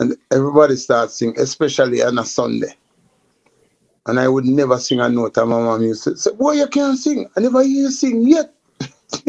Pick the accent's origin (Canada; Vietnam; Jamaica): Jamaica; Kingston; I grew up in Augustown, Kingston 7.